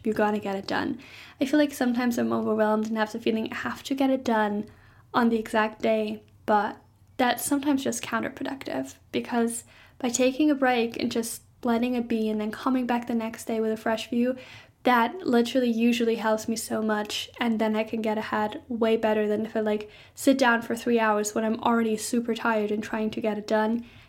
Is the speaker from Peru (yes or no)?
no; Germany; I'm from Germany